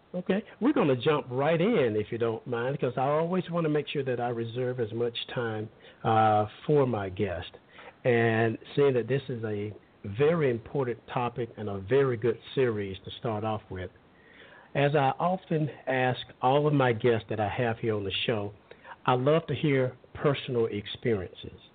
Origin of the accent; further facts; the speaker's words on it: Alabama, United States; I grew up in Alabama